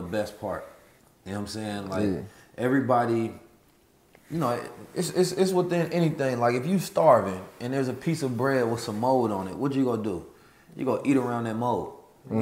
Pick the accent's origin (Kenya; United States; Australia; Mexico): United States; also born or lived in St. Louis, Missouri / Oakland, California; growing up in St. Louis and Oakland